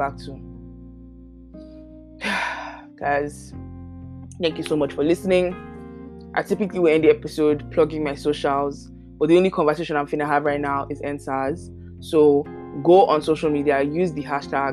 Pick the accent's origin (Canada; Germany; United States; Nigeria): Nigeria; Being Nigerian should mean something